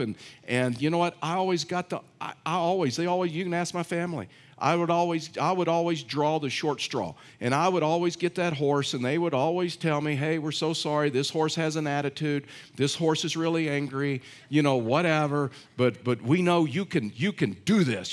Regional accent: Texas, United States; I'm from Texas

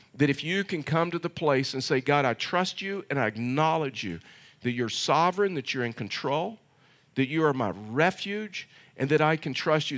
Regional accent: Texas, United States; moved away; I'm from Texas

